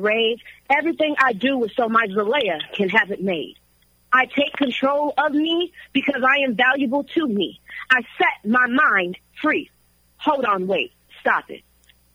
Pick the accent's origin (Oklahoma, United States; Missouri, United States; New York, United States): Missouri, United States; St. Louis; also born or lived in Minnesota; I'm from Minnesota, but I also grew up in St. Louis, Missouri